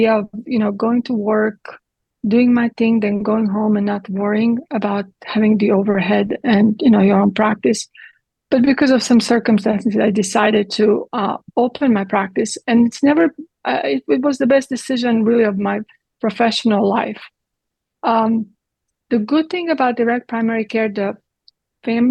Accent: Split, Split-Dalmatia County, Croatia; English is a second language; moved away as an adult; also born or lived in Italy; now in Texas, United States; I grew up in Croatia, in Yugoslavia, in communism.

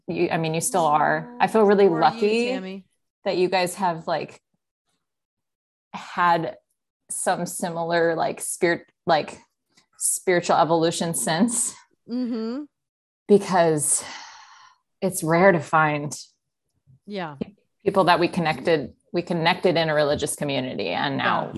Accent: Minnesota, United States; also born or lived in South Dakota; I was born in South Dakota, and my dad was a pastor, so up till age 8. Then we moved to northern Minnesota, right next to Fargo.

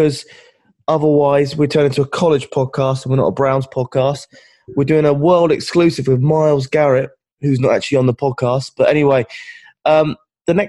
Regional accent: England, United Kingdom; as an English guy

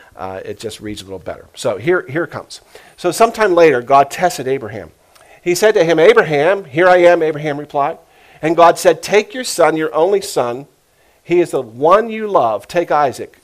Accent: United States; I was brought up as an American Christian.

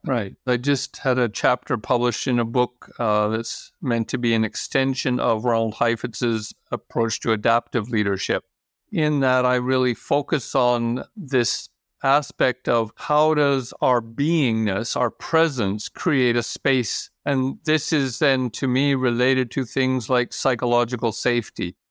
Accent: Canada; moved away as an adult; also born or lived in United States; now in Norway; I'm American-born, Canadian-raised, Norwegian resident for the last fifteen years.

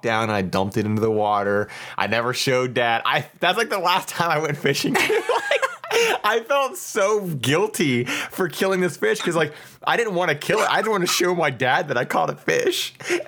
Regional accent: Ohio, United States; moved away; I'm originally from Ohio

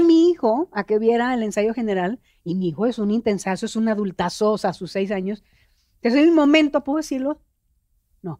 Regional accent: Monterrey, Nuevo León, Mexico; accent: norteño; yo soy regia

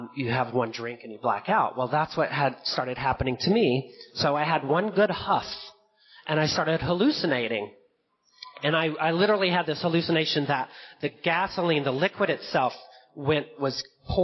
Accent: Fayetteville, Georgia, United States; where I grew up in the South, in Fayetteville, Georgia

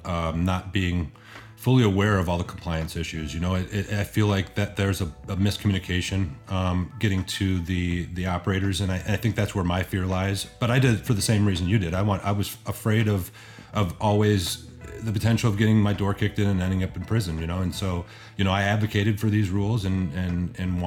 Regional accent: Michigan, United States; moved away; also born or lived in Colorado; I grew up here in Michigan and then made my way to Colorado and back out to Michigan.

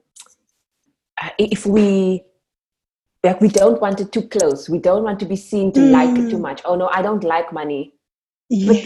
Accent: Cape Town, Western Cape, South Africa; I was born and raised in Cape Town, where I still live and work.

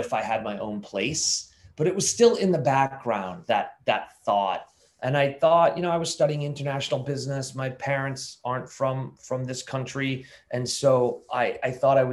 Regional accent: Lynnfield, Massachusetts, United States; Just north of Boston in a little town called Linfield

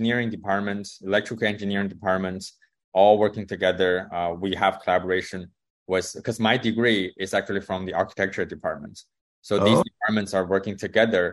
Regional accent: China; moved away as an adult; I grew up in China

